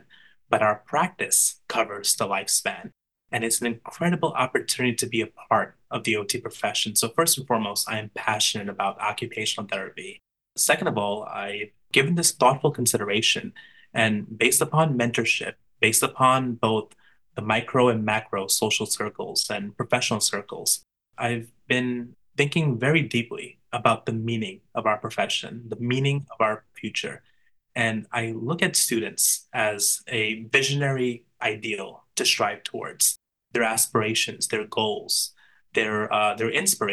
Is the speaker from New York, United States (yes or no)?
yes; New York City, New York, United States; I am from Brooklyn, New York.